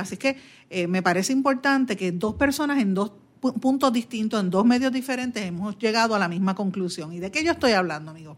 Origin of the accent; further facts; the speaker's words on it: Guaynabo, Puerto Rico; mi pueblo de Guainabo